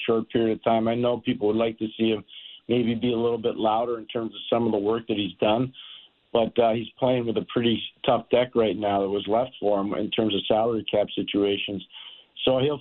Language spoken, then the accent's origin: English; Canada; moved away as an adult; also born or lived in Ottawa; now in United States; My children are Canadian. I'm Canadian. My wife's Canadian